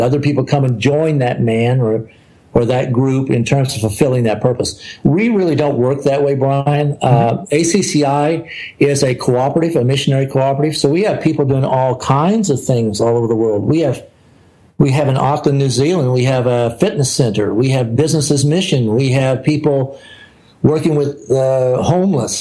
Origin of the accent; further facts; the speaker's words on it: the South, United States; I'm an American. I grew up in the South.